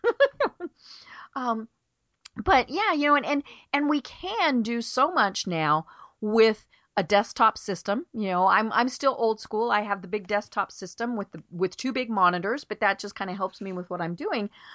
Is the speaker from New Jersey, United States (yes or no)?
no; Colorado, United States; I grew up in Colorado in a mountain town way up in the middle of the mountains